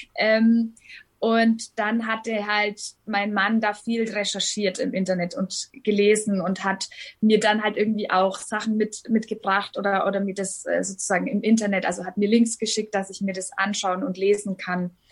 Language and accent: German; Hof, Bavaria, Germany; Ich komme aus Hof in Bayern ganz oben. An der Grenze zu Thüringen und Sachsen liegt es